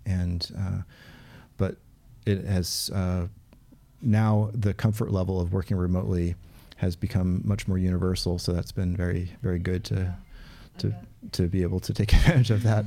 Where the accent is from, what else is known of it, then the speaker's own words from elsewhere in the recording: Portland, United States; where I grew up in Portland.